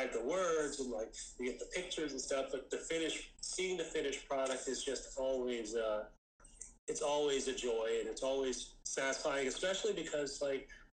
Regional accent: Jacksonville, Florida, United States; I'm calling from Jacksonville

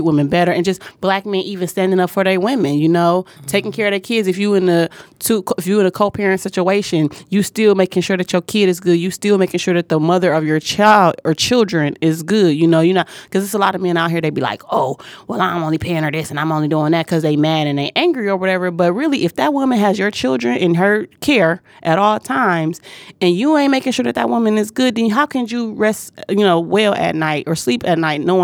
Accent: Detroit, Michigan, United States; my little place that I grew up in on Joy Road in Chicago, or between Joy Road and Chicago, Greenfield

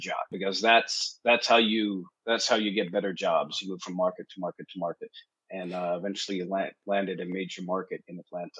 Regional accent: Winnipeg, Manitoba, Canada; moved away; I am from Winnipeg, right in the sort of the Midwest there.

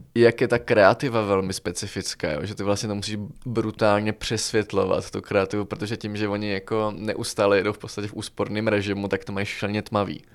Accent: Czechia; jsme z Česka

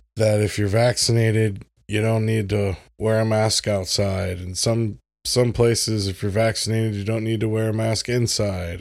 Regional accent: United States; I'm an American

